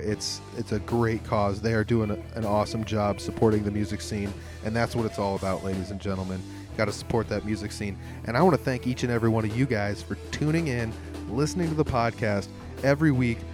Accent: Humboldt, Iowa, United States; my hometown in Humboldt

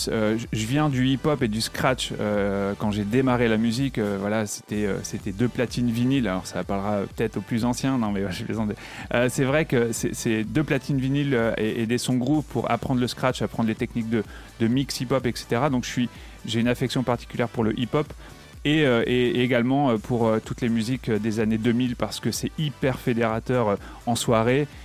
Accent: Reims, Grand Est, France; je suis natif de Reims. J'adore ma région. Je suis un peu chauvin.

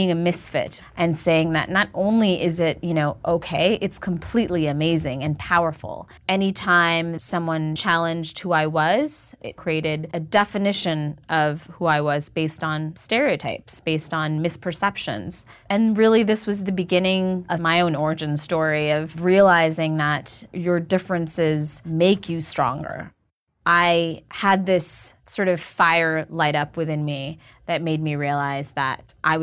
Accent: Montville, New Jersey, United States; also born or lived in Queens, New York; I grew up in Montville, New Jersey.

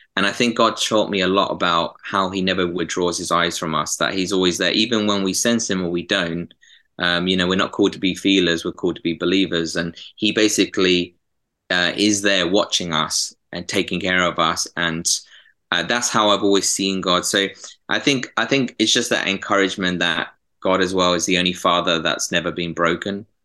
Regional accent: Epsom, South East England, United Kingdom; now in Manchester, United Kingdom; I'm from Epsom originally, uh, near southwest London

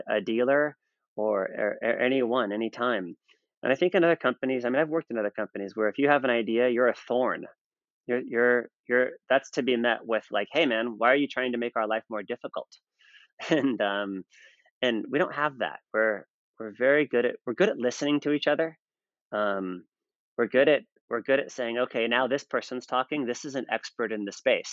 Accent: United States; I'm American

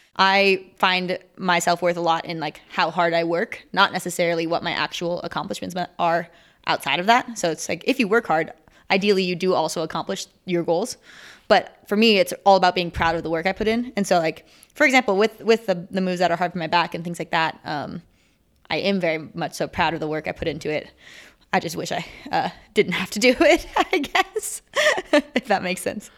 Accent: Minnesota, United States; now in Salt Lake City, United States; I live in Salt Lake City, Utah. I'm actually from Minnesota, though

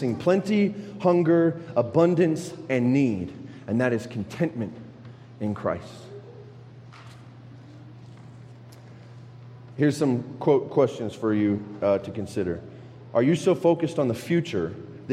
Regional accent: United States; I'm an American

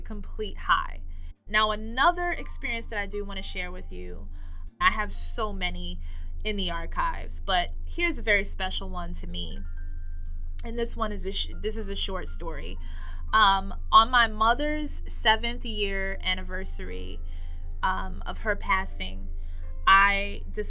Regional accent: New York, United States; I am born and raised in New York.

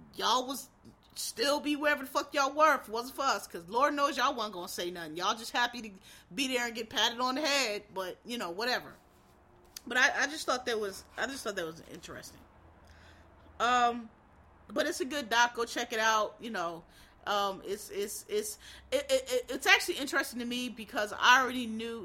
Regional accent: Philadelphia, Pennsylvania, United States; where I'm from, I'm from Philly

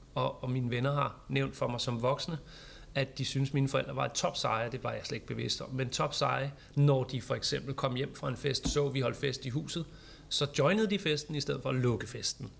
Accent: Vallensbæk, Capital Region of Denmark, Denmark; also born or lived in Amager, Copenhagen; now in Copenhagen, Denmark; Jeg, jeg er fra Valdensbæk for at pege på kommunen, jeg er fra.

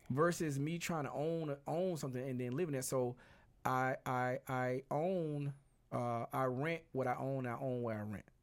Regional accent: Birmingham, Alabama, United States; moved away; I'm originally from Birmingham, Alabama, which is about two, two hours and some change away.

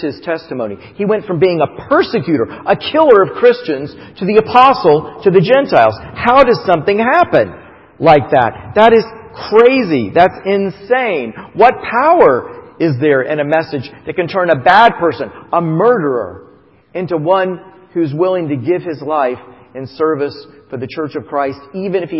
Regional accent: Titusville, Florida, United States; moved away; also born or lived in Rochester, New York; both of us were born and raised in Titusville

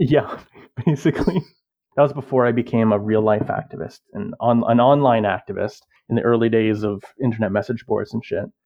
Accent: Canada; I am a Canadian, born and bred.

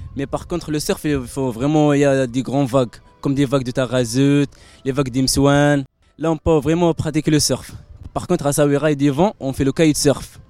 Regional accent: Morocco; je suis marocain

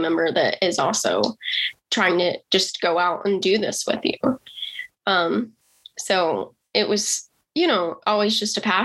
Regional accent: Rock Hill, South Carolina, United States; I come from a small town in South Carolina. It's called Rock Hill, and it was a great place to grow up

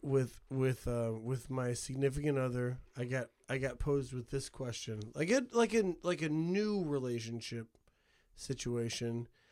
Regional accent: Couts, Indiana, United States; I'm from Couts, dude. Couts, Indiana

